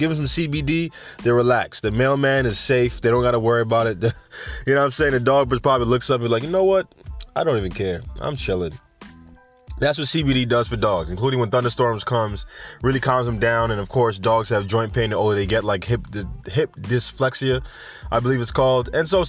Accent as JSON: {"language": "English", "country": "Jamaica", "said": "Anyway, we have Jamaica, my home country. I don't know why I said home country in a country accent."}